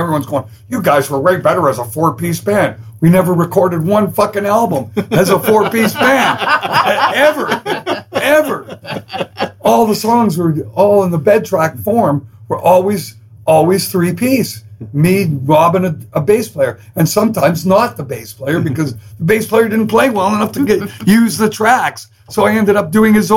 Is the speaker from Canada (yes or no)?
yes; Canada; I'm Canadian